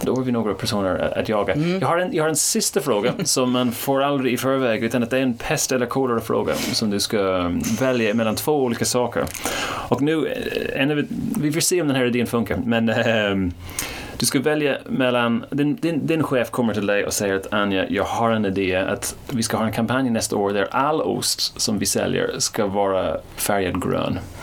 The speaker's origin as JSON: {"language": "Swedish", "country": "Ireland", "moved": "yes", "lives_now": "Sweden", "said": "Jag kommer inte från Sverige, jag kommer från Irland, så jag är inte uppväxt med Arla"}